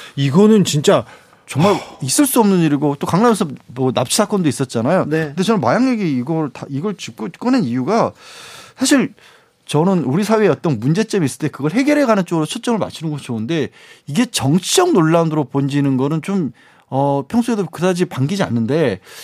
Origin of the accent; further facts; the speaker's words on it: Suncheon, South Jeolla, South Korea; moved away; 거기가 제 고향이다 보니까